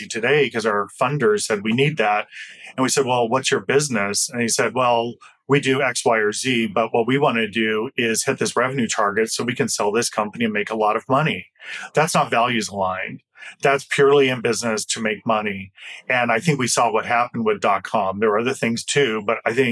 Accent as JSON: {"language": "English", "area": "Flathead Indian Reservation", "region": "western Montana", "country": "United States", "tie": "born or raised there", "said": "I grew up on the Flathead Indian Reservation located in western Montana"}